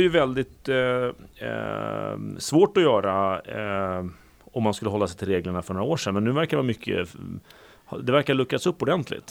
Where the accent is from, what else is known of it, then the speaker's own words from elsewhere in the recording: Sweden; vi är ju tyvärr då som svenskar ganska vana vid att betala hög skatt